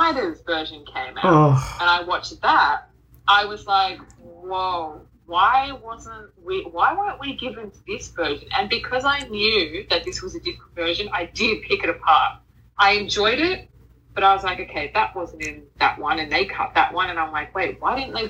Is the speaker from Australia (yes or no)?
yes; Australia; accent: Australian; I don't think our accent is like sexy at all